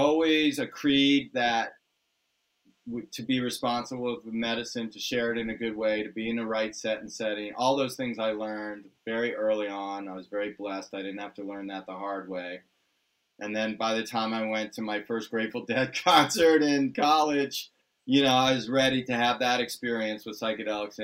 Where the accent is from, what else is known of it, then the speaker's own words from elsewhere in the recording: Washington, District of Columbia, United States; moved away as an adult; also born or lived in Southern California; We grew up on the East Coast in the Washington, D.C. area